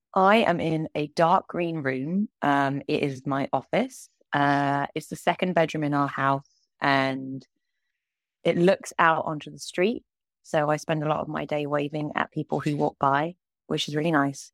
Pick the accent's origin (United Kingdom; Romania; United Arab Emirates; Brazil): United Kingdom; moved away as an adult; also born or lived in Kingston / London; now in Los Angeles, United States; I am a British animator that currently lives in Los Angeles.